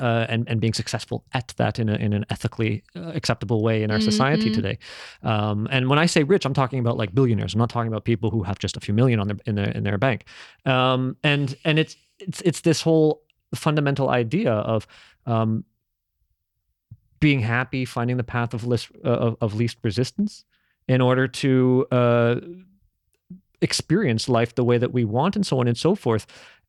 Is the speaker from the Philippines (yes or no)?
yes; Philippines; So as a Filipino, we have this belief that if you see someone without a head, their soul is starting to go.